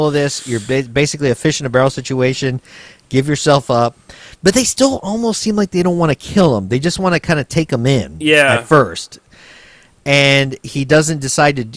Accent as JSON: {"language": "English", "region": "Texas", "country": "United States", "tie": "born or raised there", "said": "Growing up in Texas"}